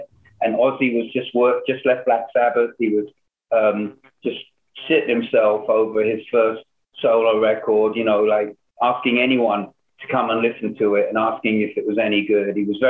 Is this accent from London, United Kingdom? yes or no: yes; London, United Kingdom; now in Hollywood, United States; when I came over from London to Hollywood, I was like amazed how many people knew it